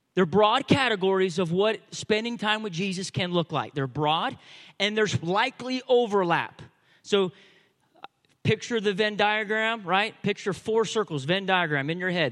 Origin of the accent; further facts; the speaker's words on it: United States; I know we're American